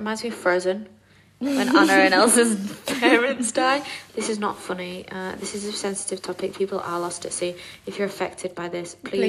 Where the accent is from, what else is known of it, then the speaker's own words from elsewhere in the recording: England, United Kingdom; we're both from England